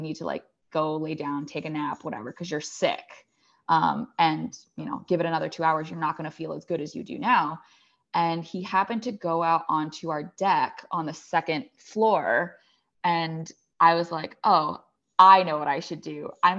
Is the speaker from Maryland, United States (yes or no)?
yes; Maryland, United States; So I grew up in the suburbs of Maryland. I'm an only child. My parents are Chinese immigrants.